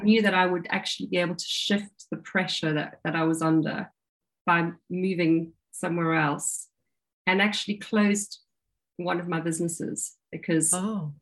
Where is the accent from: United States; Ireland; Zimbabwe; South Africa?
South Africa; now in United Kingdom; I grew up in South Africa and I was a, a water baby